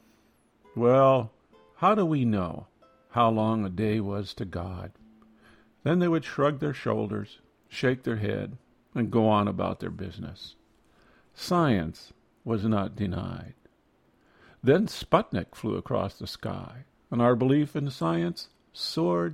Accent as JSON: {"language": "English", "region": "Iowa", "country": "United States", "tie": "born or raised there", "said": "Growing up in Iowa"}